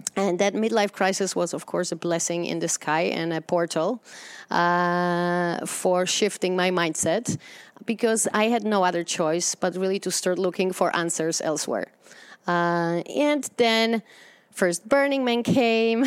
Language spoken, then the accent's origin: English; Poland; moved away as an adult; And I grew up in Poland in communism